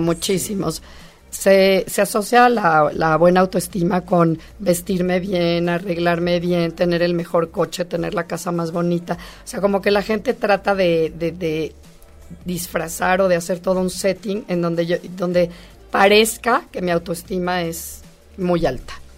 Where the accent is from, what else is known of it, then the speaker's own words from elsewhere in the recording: Mexico; nosotros como mexicanos